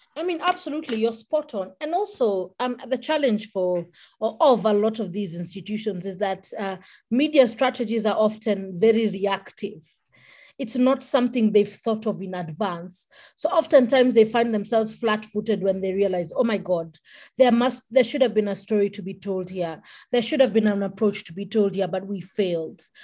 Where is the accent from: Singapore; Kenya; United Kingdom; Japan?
Kenya; I'm a Kenyan